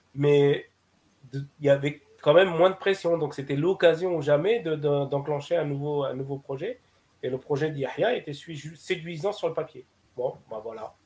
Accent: Algeria

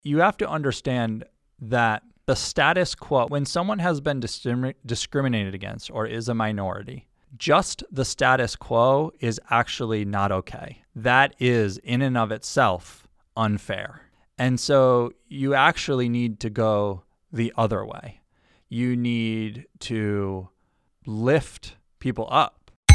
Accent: Granby, Massachusetts, United States; moved away as an adult; also born or lived in Newton, Massachusetts; where I grew up, which is in Western Massachusetts, a small town called Granby

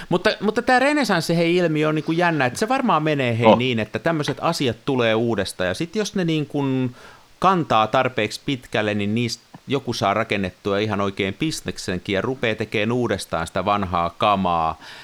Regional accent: Tampere, Pirkanmaa, Finland; koululaisena, kasvoin Tampereella

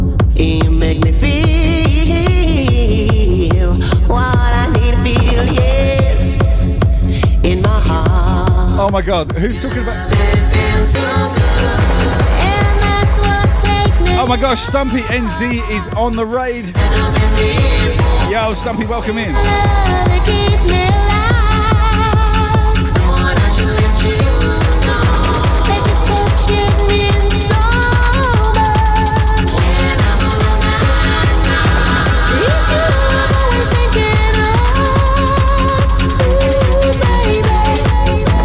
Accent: England, United Kingdom; now in Brisbane, Australia; I live in Australia, but I'm from England.

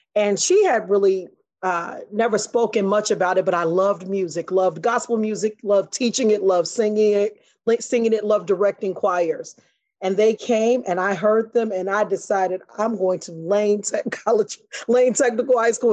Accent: Chicago, Illinois, United States; I grew up on the west side of Chicago.

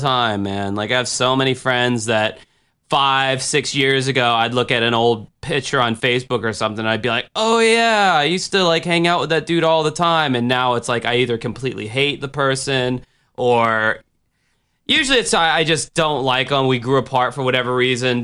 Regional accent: United States; as an American

